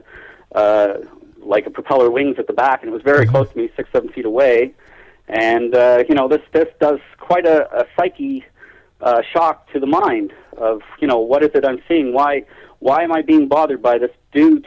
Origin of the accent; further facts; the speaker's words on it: Toronto, Ontario, Canada; also born or lived in Keele Street and Sheppard area, Toronto; So we moved into Scarborough. I was very young, so I'm gathering I was 4 years old, 1963.